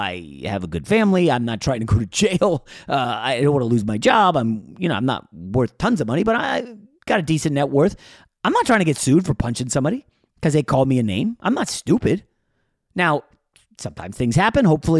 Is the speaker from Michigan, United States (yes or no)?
no; New York, United States; I was born in New York.